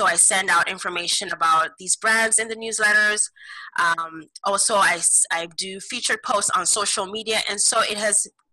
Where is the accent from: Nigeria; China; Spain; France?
Nigeria; now in Kitchener, Canada; I am of Nigerian heritage. So basically Nigeria is located in West Africa. And so I came to Canada almost over 15 years